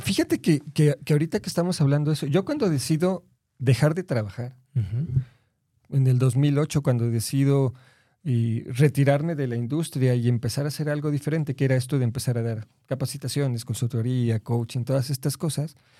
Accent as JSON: {"language": "Spanish", "region": "Mexico City", "country": "Mexico", "said": "yo soy de la, de la Ciudad de México"}